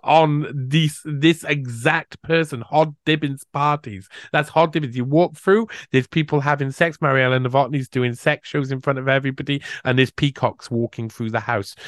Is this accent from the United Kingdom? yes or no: yes; United Kingdom; I'm British